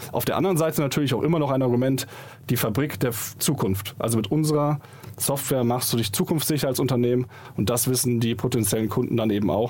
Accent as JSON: {"language": "German", "town": "Munich", "region": "Bavaria", "country": "Germany", "said": "Ja, wir kommen ursprünglich aus München, hatten dann aber in Augsburg die Company gestartet"}